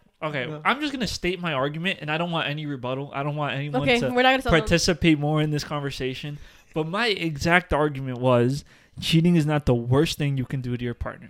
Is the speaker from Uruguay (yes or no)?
yes; Uruguay; Every time a Hispanic person finds out that I'm from Uruguay